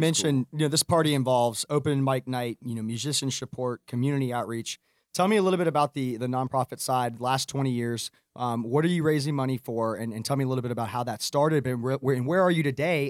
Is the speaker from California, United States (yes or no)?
no; Atlanta, Georgia, United States; I'm from Atlanta